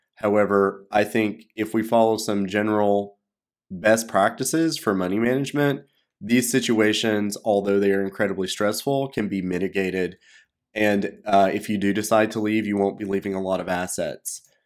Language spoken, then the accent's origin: English; United States; moved away as an adult; also born or lived in China; I'm an American